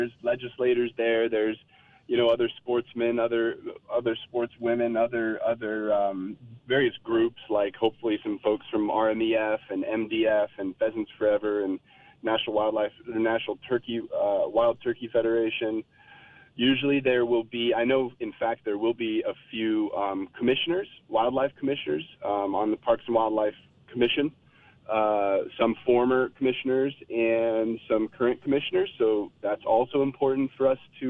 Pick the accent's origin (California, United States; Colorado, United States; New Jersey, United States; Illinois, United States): Colorado, United States; I grew up in Colorado